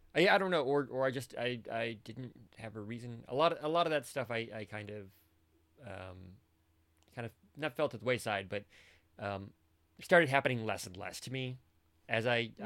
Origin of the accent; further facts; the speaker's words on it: Michigan, United States; I spent most of my life growing up in Michigan